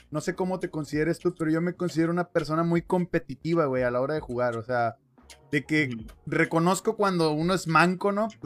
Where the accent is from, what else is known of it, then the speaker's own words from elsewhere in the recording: Mexico; Acuérdate que somos mexicanos, güey. Tenemos ingenio para ese pedo.